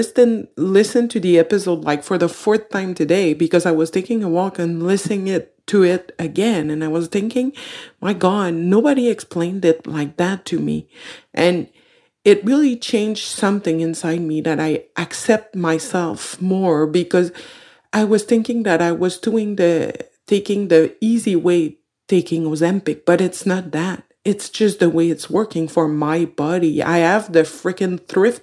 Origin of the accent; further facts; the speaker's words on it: Quebec, Canada; I'm from Quebec, Canada